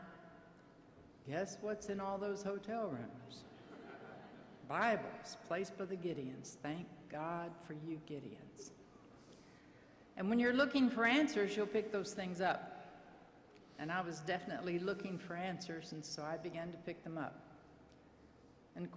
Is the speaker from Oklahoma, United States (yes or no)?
yes; Oklahoma City, Oklahoma, United States; also born or lived in Florida; went back to my hometown of Oklahoma City